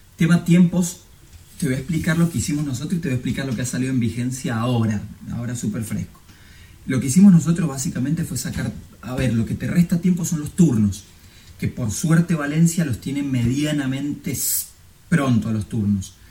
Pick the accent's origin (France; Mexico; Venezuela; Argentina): Argentina; moved away as an adult; now in Spain; por mi familia, por un abuelo, como la mayoría de los argentinos